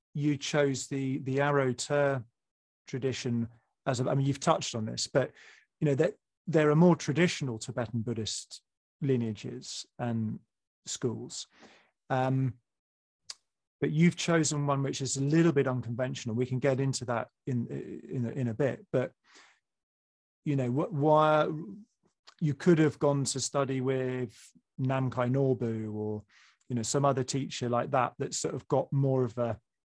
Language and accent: English; England, United Kingdom; I'm English.